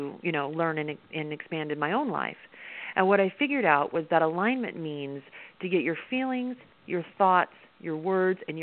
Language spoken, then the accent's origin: English; Midwest, United States; I'm from the Midwest